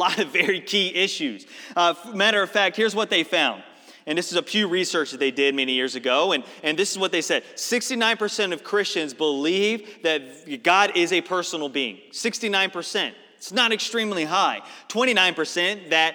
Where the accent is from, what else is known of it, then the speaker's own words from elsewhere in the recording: Northeast, United States; moved away; I'm from the Northeast